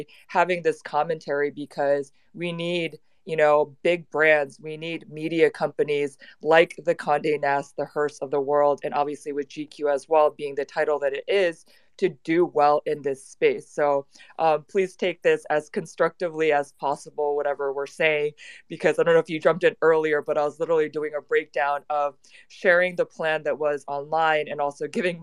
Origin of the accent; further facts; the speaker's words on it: United States; accent: American; I'm unfortunately have an American accent